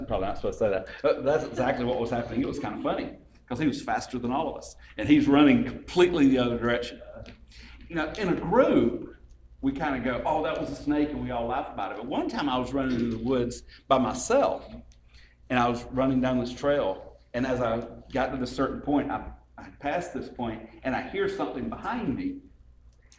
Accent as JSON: {"language": "English", "town": "LaGrange", "region": "Georgia", "country": "United States", "tie": "born or raised there", "said": "I grew up in LaGrange."}